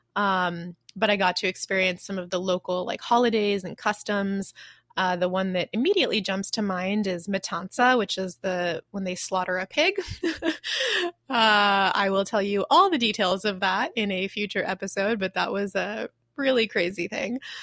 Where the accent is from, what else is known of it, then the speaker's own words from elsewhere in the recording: United States; moved away as an adult; now in Taiwan; I'm American